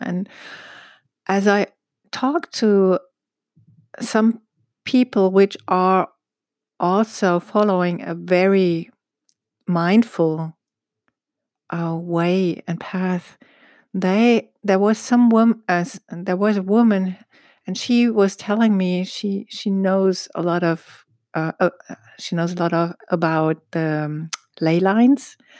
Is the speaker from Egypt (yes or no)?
yes; Egypt; I was born in Egypt and raised in Egypt